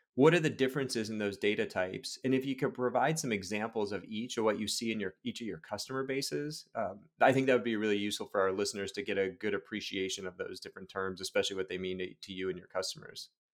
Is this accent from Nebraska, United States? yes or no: no; Chicago, Illinois, United States; now in Portland, United States; I'm a Chicagoan, so, like, you grow up just loving baseball, live out here in Portland, Oregon now